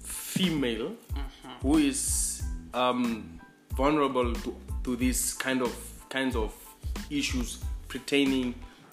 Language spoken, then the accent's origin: English; Namibia; now in Cape Town, South Africa; I was actually born and raised in Namibia, but my mom is from South Africa.